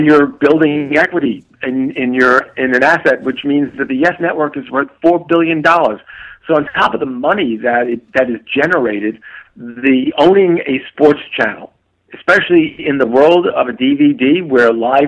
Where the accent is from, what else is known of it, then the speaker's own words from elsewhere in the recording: New York, United States; I grew up in New York